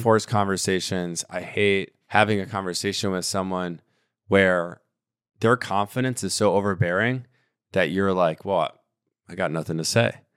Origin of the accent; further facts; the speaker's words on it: Miami, Florida, United States; I'm from Miami